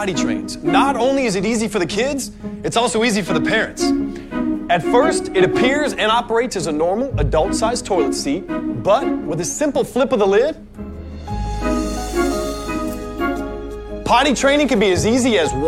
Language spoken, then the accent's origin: English; Tampa, Florida, United States; also born or lived in Nashville, Tennessee; I moved back home to my hometown of Tampa